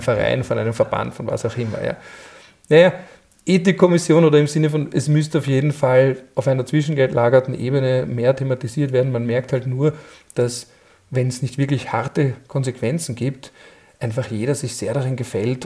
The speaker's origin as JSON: {"language": "German", "country": "Austria", "said": "bei uns in Österreich"}